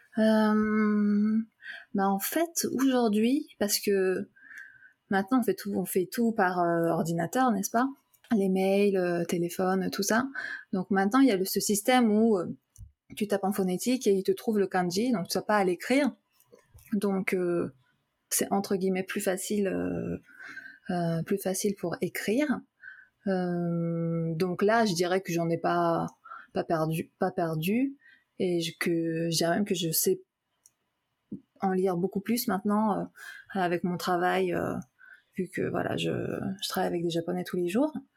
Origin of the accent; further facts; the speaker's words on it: France; first language French and Japanese; moved away; je suis née en France. J'ai fait toute ma, euh, mon éducation, ma, scolarité en France